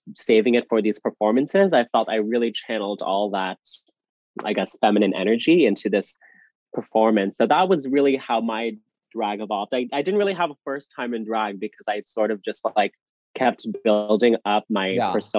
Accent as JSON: {"language": "English", "country": "Canada", "tie": "born or raised there", "said": "Here in my hometown, we have a bar"}